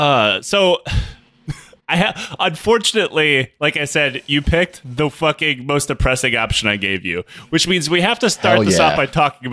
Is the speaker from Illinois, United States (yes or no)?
no; Detroit, Michigan, United States; I grew up in Detroit, so there's no like Armenian Genocide Museum, and the Holocaust museums always kind of have like a nook dedicated to us.